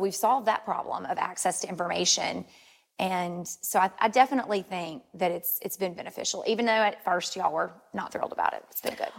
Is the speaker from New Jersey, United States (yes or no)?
no; Ruston, Louisiana, United States; I'm actually born and raised in Ruston, so mm-hmm. this is this is home for me.